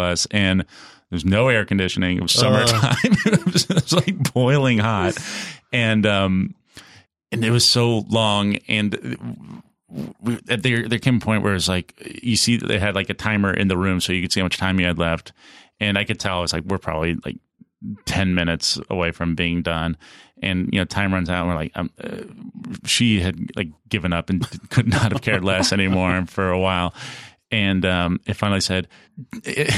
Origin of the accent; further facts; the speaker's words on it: Kansas City, United States; I'm from Kansas City